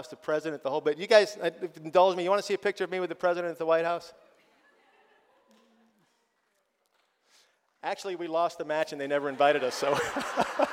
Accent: United States; I'm from America

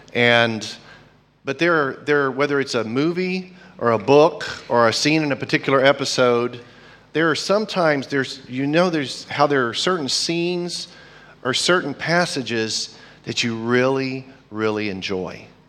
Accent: United States; I'm American

